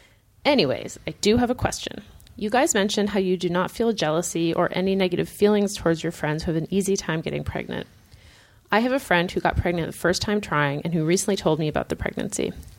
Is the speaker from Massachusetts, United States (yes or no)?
yes; Lowell, Massachusetts, United States; I was born and lived in Lowell, Massachusetts. Love all the Mill City references, Matt, and currently live in a town nearby with my husband.